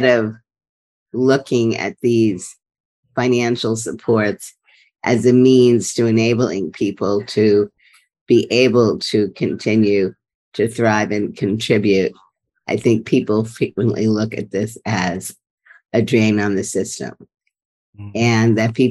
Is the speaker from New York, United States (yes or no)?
yes; New York City, New York, United States; moved away as an adult; also born or lived in Berkeley, California; I grew up in Brooklyn